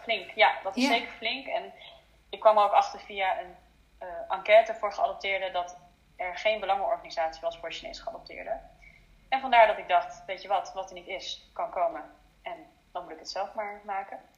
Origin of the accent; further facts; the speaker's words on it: Netherlands; also born or lived in China; Ik zie mezelf voornamelijk als Nederlander